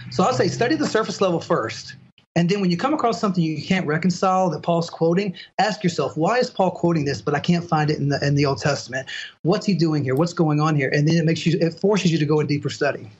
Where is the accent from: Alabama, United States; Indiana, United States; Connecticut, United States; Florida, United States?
Alabama, United States; Mobile; also born or lived in Las Vegas, Nevada / Southern Mississippi; I was raised in Southern Mississippi, Southern Alabama, in the Mobile area